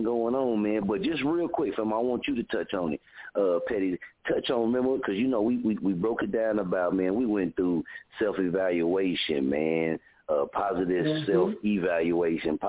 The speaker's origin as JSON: {"language": "English", "region": "Oklahoma", "country": "United States", "tie": "born or raised there"}